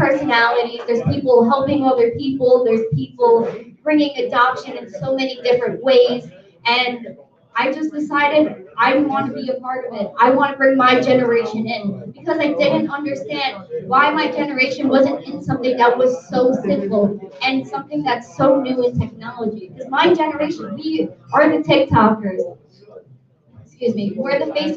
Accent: New York City, New York, United States; I'm from Brooklyn, New York

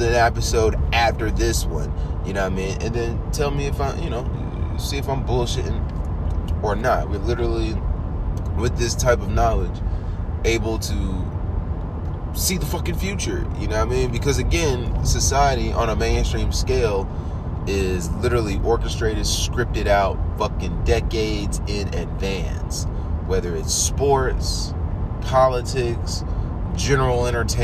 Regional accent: United States; I'm still an American

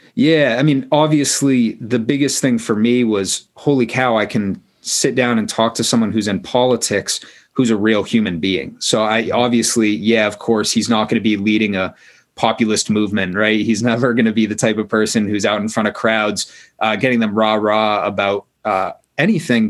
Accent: Maine, United States; I grew up in Maine

